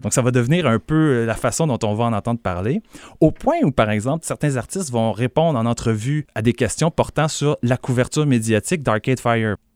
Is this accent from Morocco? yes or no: no; Montreal, Quebec, Canada; je suis montréalais